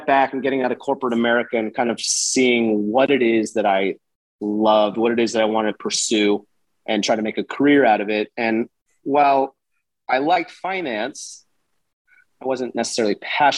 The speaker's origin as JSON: {"language": "English", "town": "Houston", "region": "Texas", "country": "United States", "tie": "born or raised there", "also_born_or_lived": "New Orleans", "said": "I'm born and raised in Houston"}